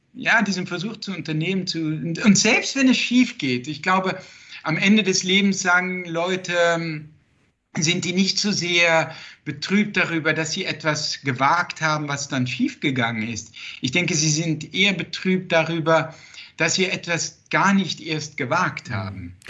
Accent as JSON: {"language": "German", "country": "Netherlands", "tie": "born or raised there", "first_language": "Dutch", "second_language": "German", "moved": "yes"}